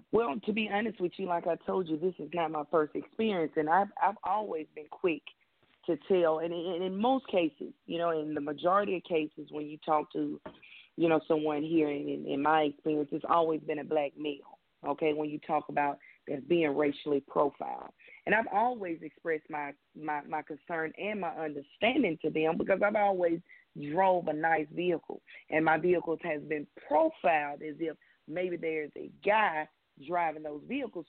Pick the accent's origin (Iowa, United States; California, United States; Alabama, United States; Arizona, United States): Alabama, United States; Birmingham; moved away as an adult; also born or lived in Vermont / El Paso, Texas / Mobile, Alabama / Atlanta, Georgia; I am from Birmingham, Alabama, uh, born and raised